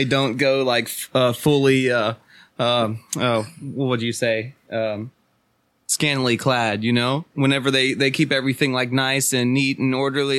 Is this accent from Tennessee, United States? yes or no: yes; Watertown, Tennessee, United States; now in Nashville, United States; I grew up in Watertown.